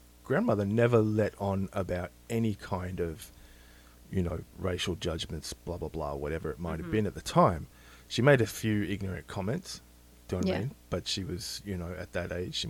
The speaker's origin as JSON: {"language": "English", "country": "Australia", "tie": "born or raised there", "moved": "yes", "said": "In Australia, I grew up around Greeks and European immigrants, and my grandparents were in the house"}